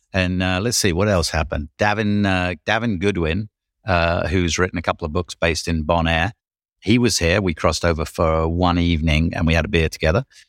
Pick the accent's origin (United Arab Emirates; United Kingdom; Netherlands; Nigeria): United Kingdom; I'm Brit